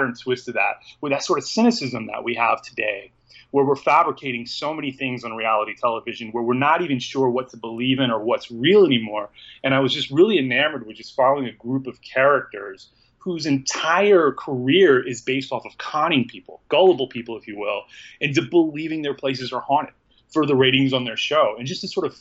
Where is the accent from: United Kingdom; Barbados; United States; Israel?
United States; Southeast United States; I'm from the Southeast United States